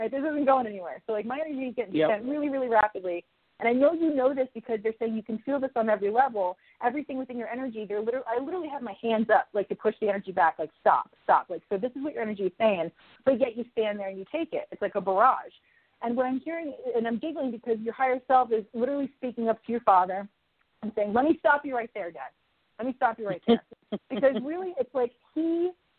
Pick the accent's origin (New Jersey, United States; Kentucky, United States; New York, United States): New Jersey, United States; moved away; I was born and raised in New Jersey